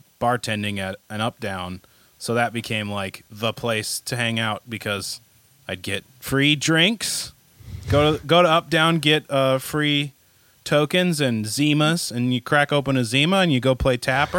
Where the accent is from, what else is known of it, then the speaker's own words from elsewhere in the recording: Minneapolis, Minnesota, United States; moved away as an adult; I lived in Minneapolis, which I grew up in Minneapolis, lived there for a long time